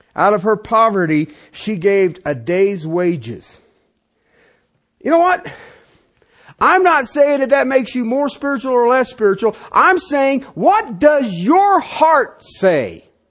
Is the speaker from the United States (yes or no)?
yes; United States; I was born in the United States